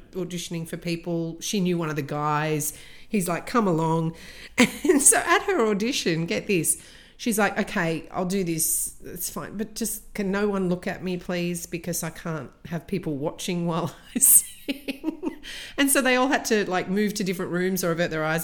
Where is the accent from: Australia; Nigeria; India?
Australia; I grew up in Australia